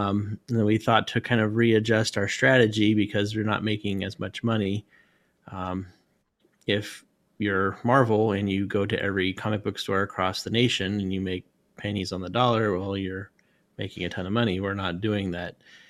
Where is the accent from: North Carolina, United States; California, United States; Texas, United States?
California, United States; Northern; moved away; I'm from the Northern California